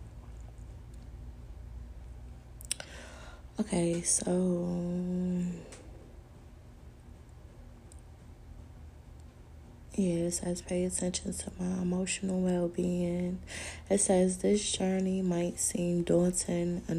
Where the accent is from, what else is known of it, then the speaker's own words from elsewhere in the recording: New York City, New York, United States; I was born in Brooklyn